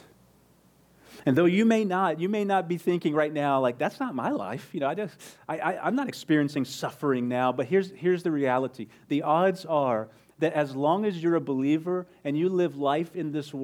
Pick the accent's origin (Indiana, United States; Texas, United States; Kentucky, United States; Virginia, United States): Texas, United States; Midland; moved away; I'm originally from West Texas, from Midland